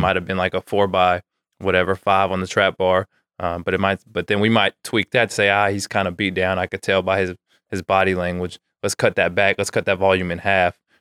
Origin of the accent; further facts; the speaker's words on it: Antioch, California, United States; also born or lived in Santa Barbara, California / Fullerton, California; now in Sacramento, United States; I grew up in the Bay Area, Antioch, just an hour from here.